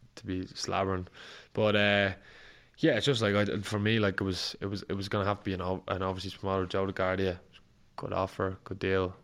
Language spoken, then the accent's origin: English; Ireland; As an Irish fighter